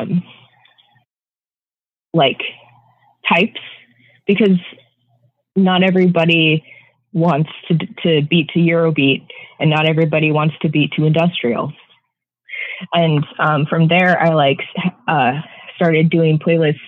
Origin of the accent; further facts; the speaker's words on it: Renton, Washington, United States; now in San Francisco, United States; I was born a mile from here